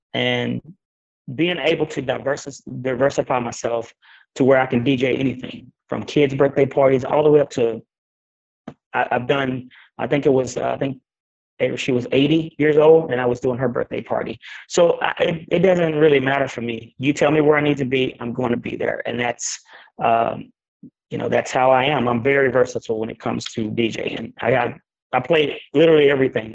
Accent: Greenville, Texas, United States; my hometown in Greenville, Texas

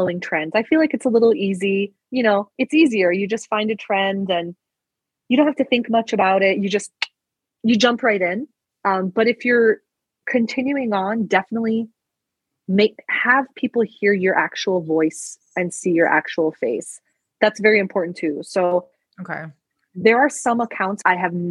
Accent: Istanbul, Turkey; moved away; I was born in Istanbul

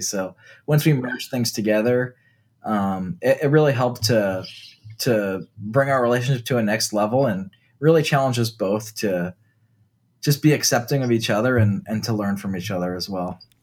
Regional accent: New Jersey, United States; when I was growing up in New Jersey

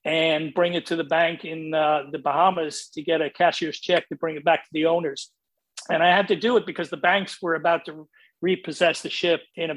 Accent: Ireland; moved away as an adult; I was working back in Ireland. I was born in Ireland. I was working there, left school. I'd gone to catering college and I'd got a job locally in Dublin.

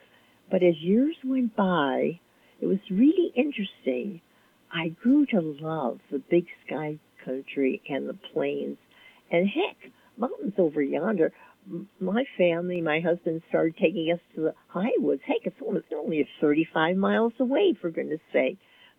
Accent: Buffalo, New York, United States; moved away as an adult; now in Great Falls, United States; I'm from Buffalo, New York.

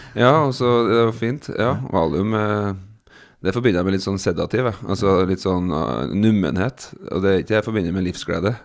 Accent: Trondheim, Trøndelag, Norway; moved away; Utsikten i Trondheim, da, som er liksom en sånn fin utsiktsplass der jeg vokste opp

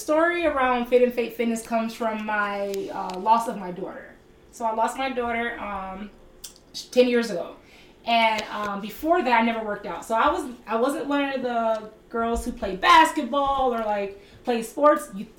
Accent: Milwaukee, Wisconsin, United States; I'm from Milwaukee.

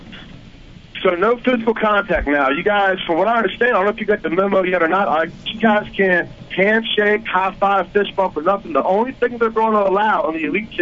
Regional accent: White Oak, the South, United States; I'm from White Oak. I'm from I'm from south of y'all.

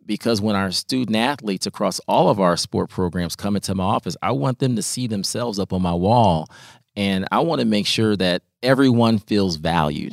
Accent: Peoria, Illinois, United States; as somebody who was helped by other people as a youth growing up in Peoria.

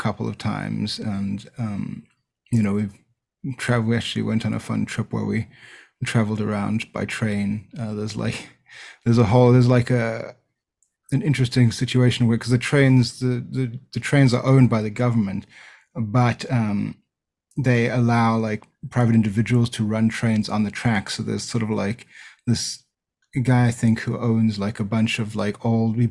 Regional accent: South Africa; moved away as an adult; now in Los Angeles, United States; I actually grew up in South Africa

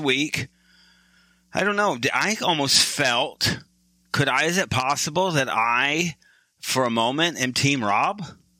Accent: Michigan, United States; I am from Michigan. That's why we kind of slam Michigan, because I'm there.

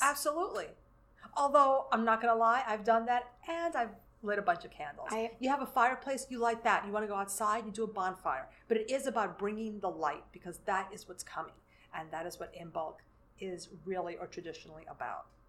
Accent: New York City, New York, United States; moved away as an adult; now in Lower Hudson Valley, United States; I grew up in New York City

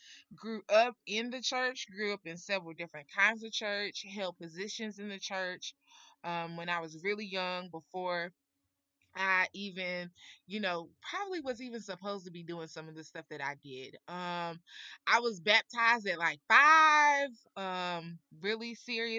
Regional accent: North Carolina, United States; in North Carolina growing up in the South

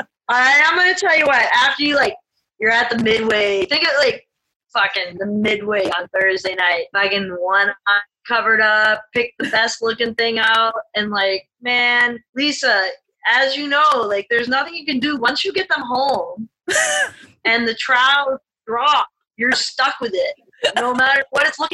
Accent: Maine, United States; I'm from Maine

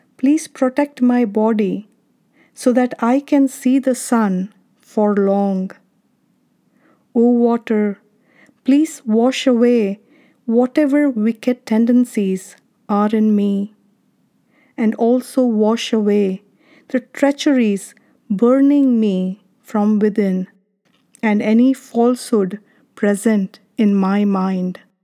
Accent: India; now in Arizona, United States; When I was a kid growing up in India, I remember drinking water from these clay pots in summer at my grandparents' house

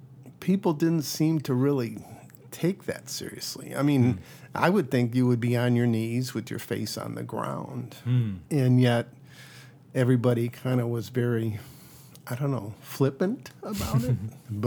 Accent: Royal Oak, Michigan, United States; moved away as an adult; also born or lived in New York / St. Louis / Caribbean; now in Bangor, United States; Yeah, I grew up outside Detroit in a town called Royal Oak, and went away to school in New York for undergrad, and then back to University of Michigan for medical school.

